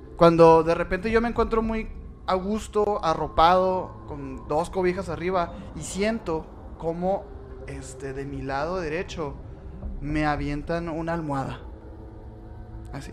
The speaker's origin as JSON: {"language": "Spanish", "region": "Sonora", "country": "Mexico", "said": "somos de Sonora"}